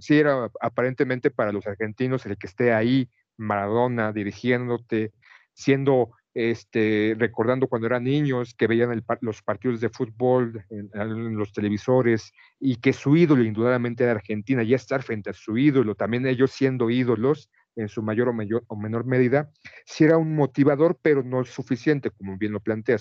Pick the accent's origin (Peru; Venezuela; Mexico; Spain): Mexico; como un mexicano común y cualquiera